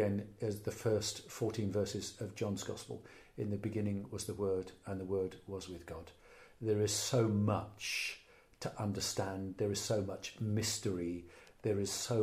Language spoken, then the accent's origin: English; Wales, United Kingdom; As a Welshman